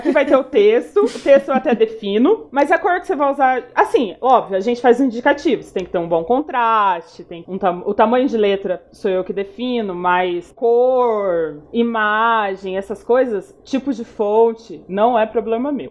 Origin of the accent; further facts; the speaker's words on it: Paraná, Brazil; now in São Paulo, Brazil; Eu sou uma paranaense que tá em São Paulo há algum tempo já